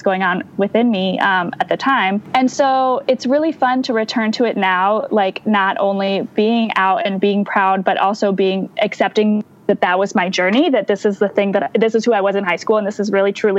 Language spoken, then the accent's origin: English; Ann Arbor, Michigan, United States; I grew up in Ann Arbor, Michigan